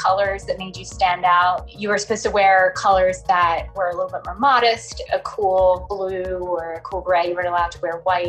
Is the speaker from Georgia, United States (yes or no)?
no; Eastern Pennsylvania, United States; So I grew up in Eastern Pennsylvania and I was part of Old Order Amish Church. Grew up on a farm.